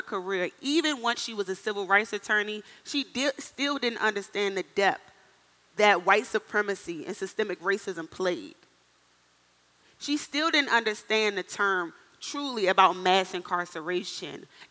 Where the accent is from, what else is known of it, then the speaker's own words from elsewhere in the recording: Washington, District of Columbia, United States; moved away as an adult; also born or lived in Miami, Florida / Minnesota; I'm from the inner city of Washington, D.C., born and raised